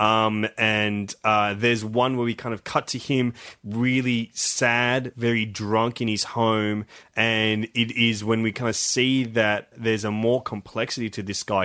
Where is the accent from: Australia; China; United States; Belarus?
Australia; as Australian